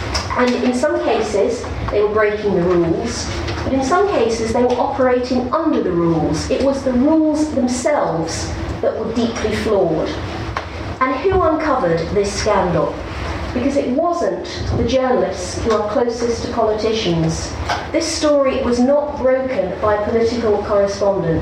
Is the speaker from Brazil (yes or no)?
no; United Kingdom; as a British journalist